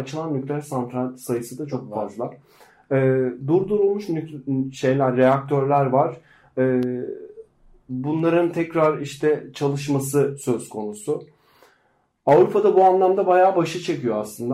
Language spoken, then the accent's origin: Turkish; Black Sea Region, Turkey